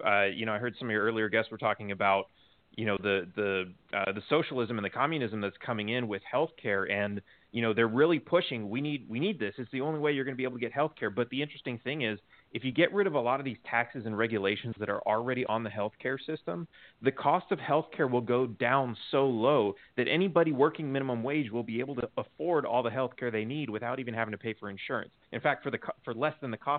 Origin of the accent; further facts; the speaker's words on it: Los Angeles, California, United States; also born or lived in Texas; now in Mexico; I grew up in Los Angeles.